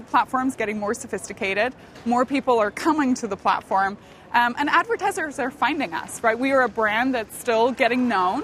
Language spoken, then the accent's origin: English; Northern Ireland, United Kingdom; moved away; I grew up in Northern Ireland. I grew up during the Troubles, pretty tough time.